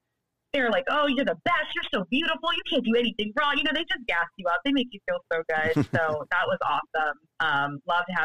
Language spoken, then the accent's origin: English; Cleveland, Ohio, United States; moved away as an adult; now in Brooklyn, United States; growing up in Cleveland